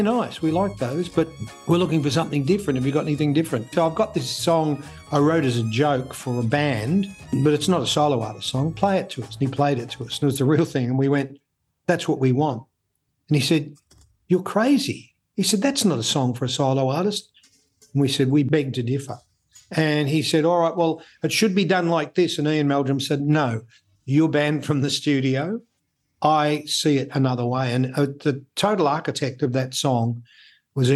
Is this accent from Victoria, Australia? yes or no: yes; Melbourne, Victoria, Australia; I was a boy from Richmond, the working suburbs of Melbourne